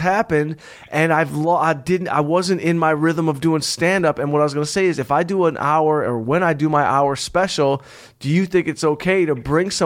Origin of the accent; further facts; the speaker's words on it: Detroit, Michigan, United States; Detroit, my hometown